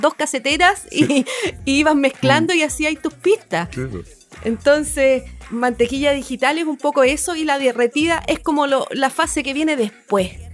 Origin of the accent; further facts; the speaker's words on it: Valparaíso, Chile; como chilenos